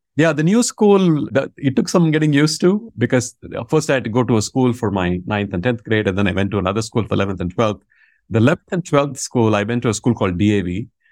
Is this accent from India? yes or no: yes; Vellore, Tamil Nadu, India; first language Tamil; English is a second language; moved away; I was born in a place called Vellore, uh, which is, I want to say, roughly hundred miles from Chennai.